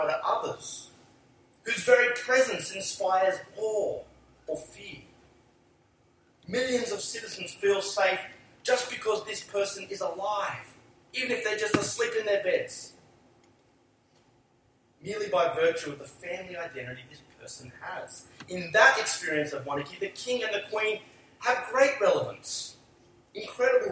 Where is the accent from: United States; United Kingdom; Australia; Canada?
Australia